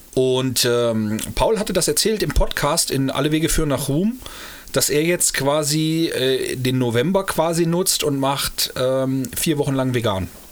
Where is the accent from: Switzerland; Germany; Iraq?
Germany; Eschwege area, Hesse; wir kommen aus, dem, aus der Flairstadt